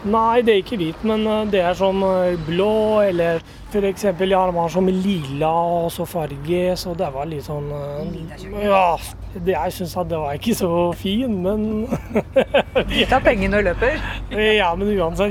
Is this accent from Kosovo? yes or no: yes; Kosovo; Norwegian is a second language; now in Norway; Jeg er opprinnelig fra Kosovo.